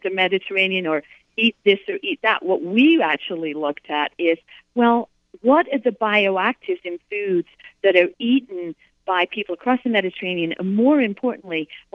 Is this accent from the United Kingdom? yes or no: yes; United Kingdom; moved away; I grew up in the United Kingdom. I grew up in Europe